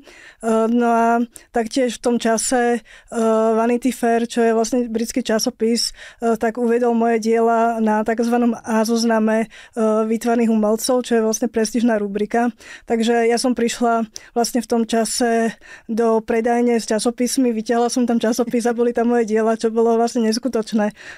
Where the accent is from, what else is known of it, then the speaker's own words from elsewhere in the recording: Slovakia; bola som prvá Slovenka